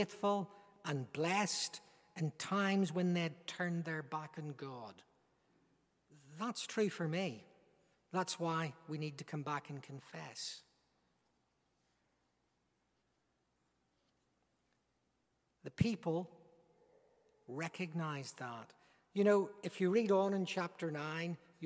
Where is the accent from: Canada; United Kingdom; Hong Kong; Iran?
United Kingdom; Northern Ireland; by my accent, you recognize I'm not an Englishman. I'm a Northern Irishman